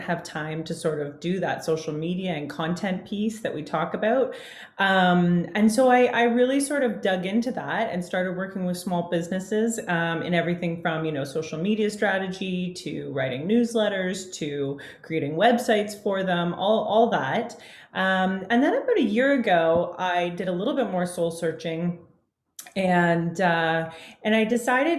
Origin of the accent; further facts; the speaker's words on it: Canada; I'm a Canadian gal. I live just north of Toronto, Ontario